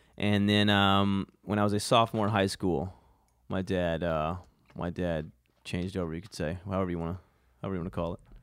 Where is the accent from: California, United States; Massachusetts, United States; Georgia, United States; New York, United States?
Georgia, United States; Brunswick; moved away as an adult; also born or lived in Russellville, Kentucky; we moved to, uh, Georgia, a town called Brunswick, Georgia